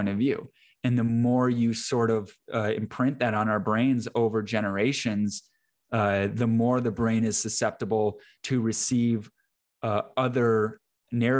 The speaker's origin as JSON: {"language": "English", "region": "Iowa", "country": "United States", "moved": "as an adult", "lives_now": "Texas, United States", "said": "I'm from Iowa originally"}